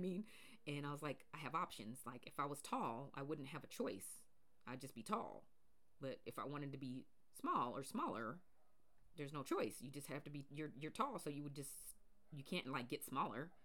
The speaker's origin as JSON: {"language": "English", "region": "Pacific Northwest", "country": "United States", "tie": "born or raised there", "said": "I grew up in the Pacific Northwest"}